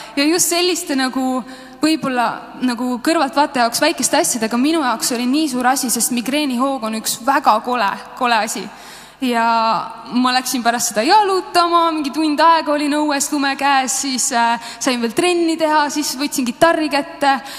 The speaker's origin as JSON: {"language": "Estonian", "country": "Estonia", "said": "me oleme eestlased"}